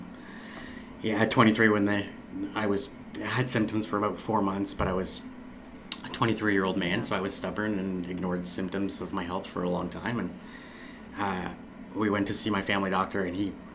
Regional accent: Moncton, New Brunswick, Canada; I was born here in Moncton

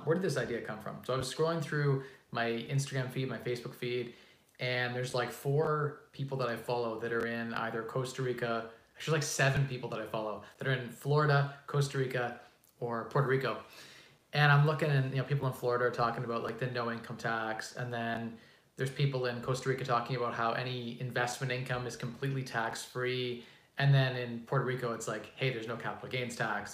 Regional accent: Canada; I'm a Canadian

